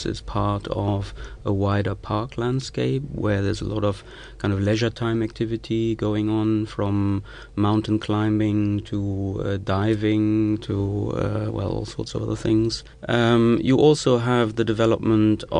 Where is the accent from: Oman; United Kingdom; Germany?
Germany; the Ruhr, North Rhine-Westphalia